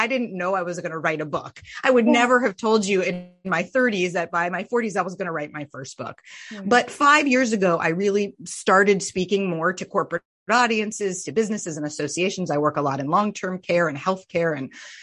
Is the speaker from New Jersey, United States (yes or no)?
no; Vermont, United States; I was raised in Vermont